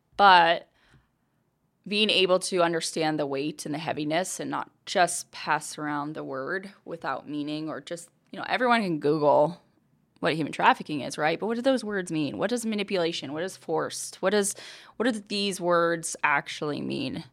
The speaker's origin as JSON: {"language": "English", "town": "Billings", "region": "Montana", "country": "United States", "tie": "born or raised there", "moved": "yes", "said": "I was born and raised in Billings, Montana"}